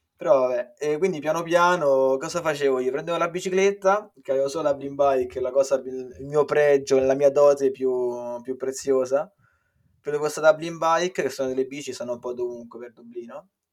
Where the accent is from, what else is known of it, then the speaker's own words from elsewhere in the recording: Viterbo, Lazio, Italy; moved away as an adult; now in Ireland; vengo da Viterbo